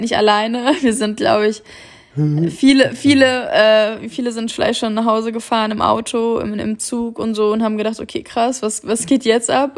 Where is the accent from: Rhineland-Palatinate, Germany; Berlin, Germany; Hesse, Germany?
Hesse, Germany; Kassel; moved away; in Kassel, meiner Heimatstadt